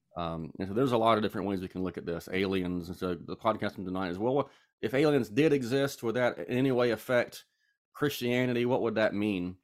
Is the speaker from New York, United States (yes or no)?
no; Charlotte, North Carolina, United States; now in Statesboro, United States; I am from Charlotte, North Carolina. I currently live in Statesboro, Georgia